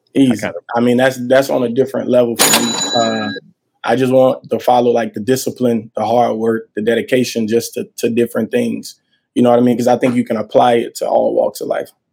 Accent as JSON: {"language": "English", "town": "Montgomery", "region": "Alabama", "country": "United States", "said": "I'm from the South. I'm actually from Montgomery, Alabama"}